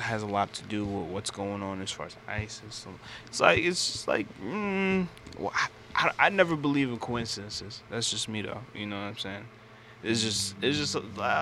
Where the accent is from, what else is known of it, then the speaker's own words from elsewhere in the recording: Jamaica; I'm Jamaican.